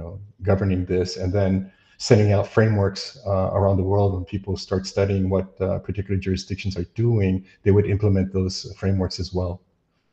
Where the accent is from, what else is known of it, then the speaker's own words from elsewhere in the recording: United States; moved away as an adult; I'm an American